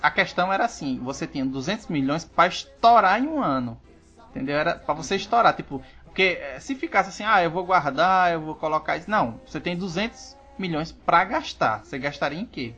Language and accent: Portuguese; Northeast Region, Brazil; eu sendo nordestino